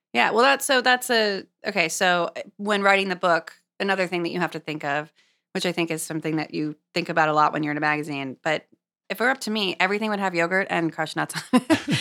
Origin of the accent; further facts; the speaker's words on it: Los Angeles, California, United States; moved away as an adult; also born or lived in Santa Cruz / San Francisco; now in New York, United States; I grew up in Los Angeles